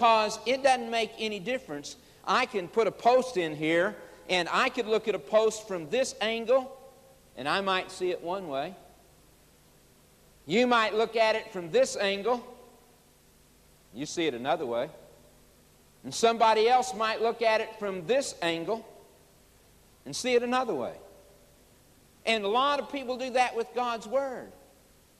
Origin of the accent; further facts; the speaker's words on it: Oklahoma, United States; also born or lived in Chicago, Illinois; As a boy of 9 years of age, we moved from Chicago, Illinois, to Oklahoma. Moved out on the farm